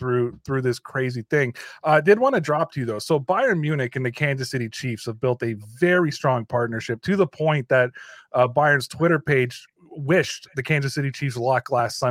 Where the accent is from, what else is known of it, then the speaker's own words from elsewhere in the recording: Toronto, Ontario, Canada; I'm from Toronto. I'm a Toronto FC fan, right? I support the local team.